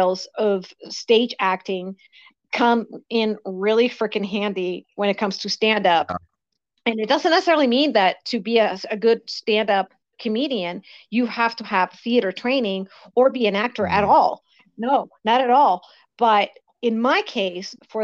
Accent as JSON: {"language": "English", "town": "Valdivia", "region": "Los Ríos", "country": "Chile", "tie": "born or raised there", "also_born_or_lived": "London", "moved": "yes", "lives_now": "United States", "said": "I grew up in Chile"}